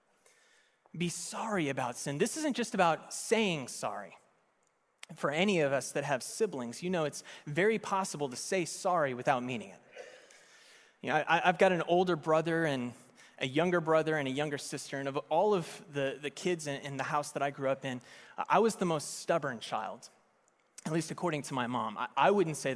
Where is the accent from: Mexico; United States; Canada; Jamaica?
United States; Las Vegas, Nevada; I was born in Las Vegas, which is Sin City